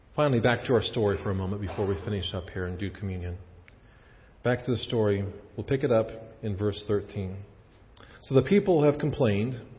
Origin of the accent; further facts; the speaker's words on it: Kansas, United States; moved away as an adult; also born or lived in Chicago / Prince Albert, Saskatchewan; I was from Kansas